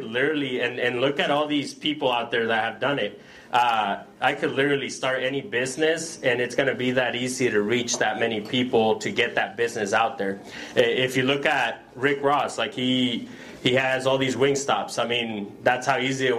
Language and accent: English; El Salvador; now in United States; I'm from El Salvador originally